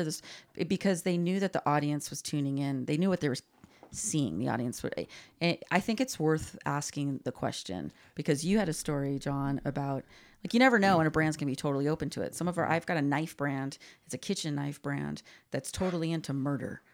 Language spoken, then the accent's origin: English; Glendale, California, United States; we grew up in Glendale